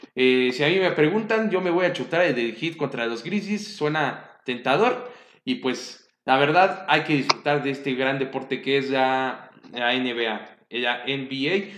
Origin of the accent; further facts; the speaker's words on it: Mexico; como mexicano